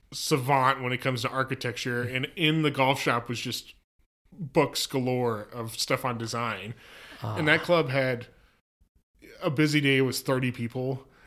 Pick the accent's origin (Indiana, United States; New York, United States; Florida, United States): Indiana, United States; Carmel; Well, I grew up in Carmel, Indiana, which is north suburb of Indianapolis.